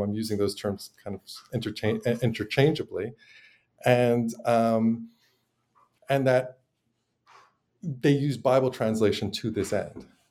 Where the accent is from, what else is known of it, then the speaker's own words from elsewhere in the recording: Montreal, Quebec, Canada; moved away as an adult; now in United States; I'm originally from Montreal